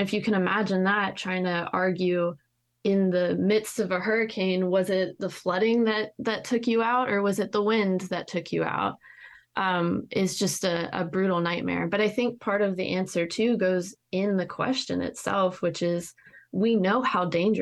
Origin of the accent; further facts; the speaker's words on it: North Florida, United States; I'm a native Floridian